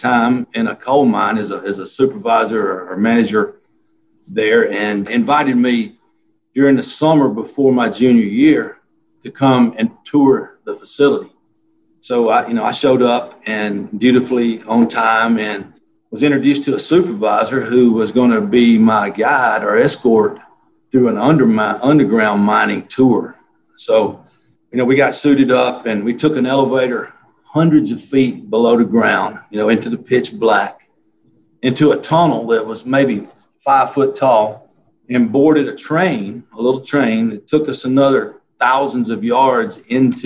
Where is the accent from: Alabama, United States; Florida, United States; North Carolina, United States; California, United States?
Alabama, United States; moved away; I grew up in Alabama.